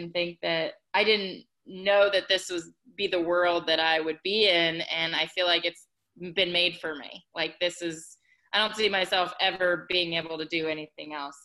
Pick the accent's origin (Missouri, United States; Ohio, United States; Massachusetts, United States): Ohio, United States; now in Atlanta, United States; I am based in Atlanta, Georgia, but I'm originally from Ohio